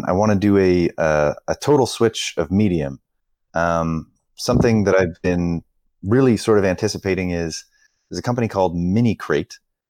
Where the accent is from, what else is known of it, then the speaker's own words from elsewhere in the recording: Canada; it's like, oh my God, that's expensive because I'm Canadian, with shipping, etc.